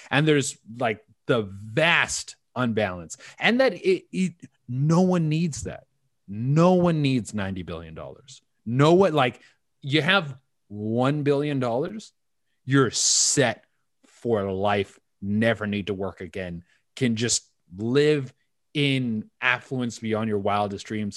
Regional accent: West Coast Canada, British Columbia, Canada; now in Toronto, Canada; I grew up in on in West Coast Canada.

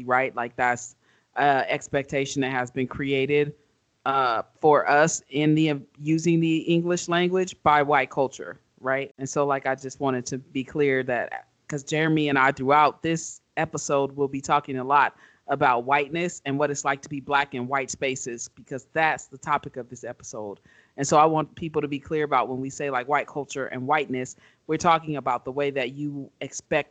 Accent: Omaha, Nebraska, United States; moved away as an adult; also born or lived in New Mexico; I grew up in Omaha, Nebraska, in North Omaha

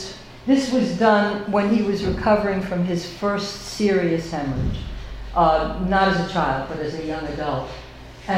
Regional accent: United States; I'm an American

